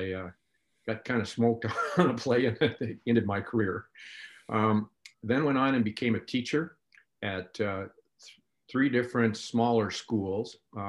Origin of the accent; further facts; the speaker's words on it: Long Island, New York, United States; also born or lived in Wyoming / North Dakota; I grew up in New York, out in Long Island, then spent time in Wyoming, and then eventually in North Dakota.